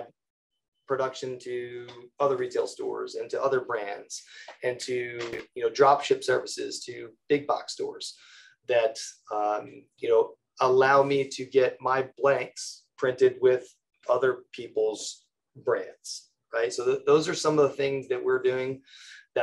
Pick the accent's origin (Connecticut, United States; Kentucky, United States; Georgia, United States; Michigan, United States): Connecticut, United States; I'm from Connecticut.